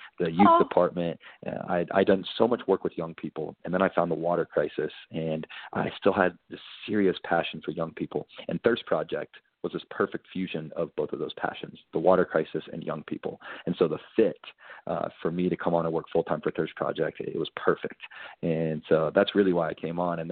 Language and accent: English; Kentucky, United States; I grew up in Kentucky, and I grew up in the church